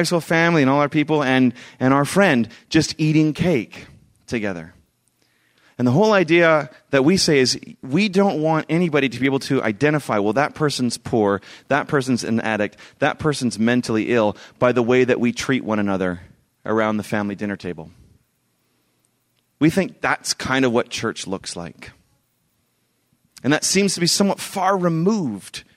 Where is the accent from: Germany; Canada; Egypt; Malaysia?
Canada; Vancouver, British Columbia; I'm from Vancouver.